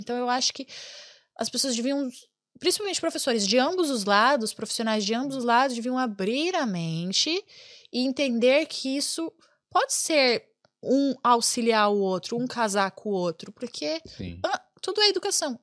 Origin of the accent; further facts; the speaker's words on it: Brazil; now in Ireland; eu sou, sou, muito brasileira, eu amo o Brasil, sabe? Eu moro na Irlanda, mas eu amo o Brasil